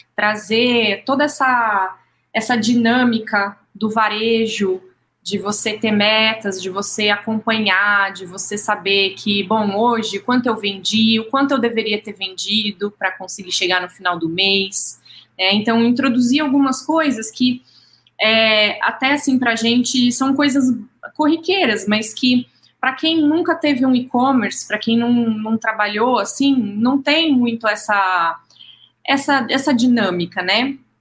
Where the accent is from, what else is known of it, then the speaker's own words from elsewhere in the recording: São José do Rio Preto, São Paulo, Brazil; moved away; sou nascida em Rio Preto, mas fiz faculdade lá